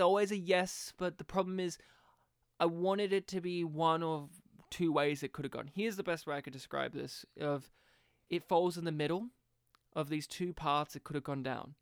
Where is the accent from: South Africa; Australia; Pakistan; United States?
Australia; as an Australian, and as a young Australian